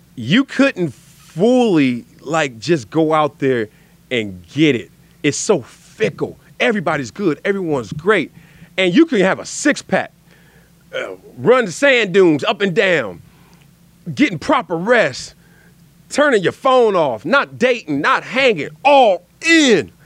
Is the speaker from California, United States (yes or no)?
yes; Los Angeles, California, United States; also born or lived in Compton; we moved from Compton to South Central.